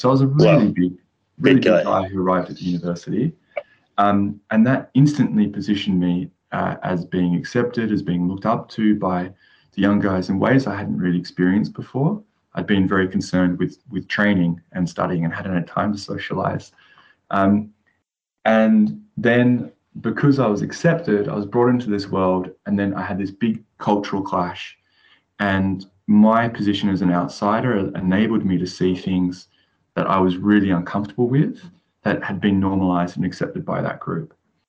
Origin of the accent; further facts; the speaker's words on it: Australia; now in England; a pivotal moment for me was when I came from Australia to England and started studying.